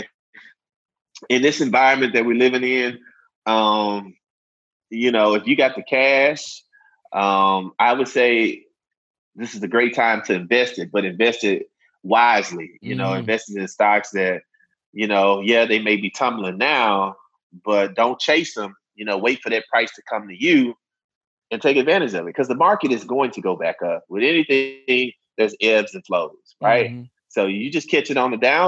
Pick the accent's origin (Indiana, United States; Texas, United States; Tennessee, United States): Tennessee, United States; Memphis; I'm from Memphis.